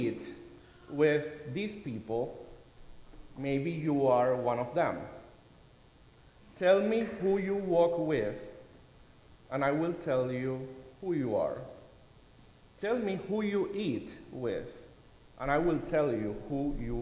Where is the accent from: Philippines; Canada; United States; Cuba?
Cuba; moved away; This is a popular saying in Cuba, my home country.